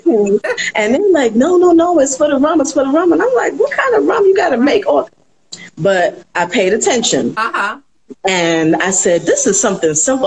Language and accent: English; New York, United States; also born or lived in the Caribbean islands; growing up um, in the islands, well, I grew up in New York more so, but my mother would send me back home to the islands